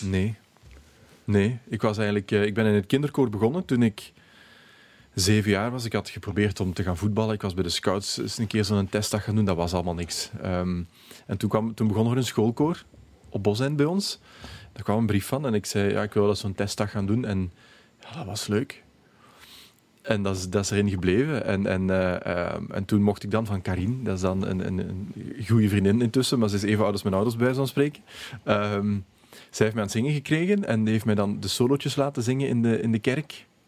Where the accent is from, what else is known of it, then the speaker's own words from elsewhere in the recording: Limburg, Belgium; ik ben van Limburg